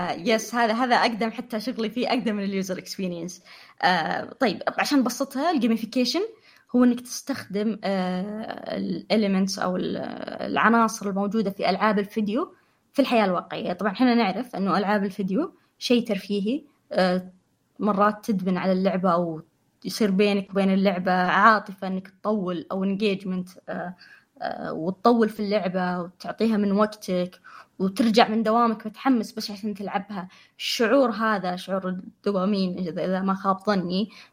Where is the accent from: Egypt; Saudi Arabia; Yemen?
Saudi Arabia; عندنا في السعودية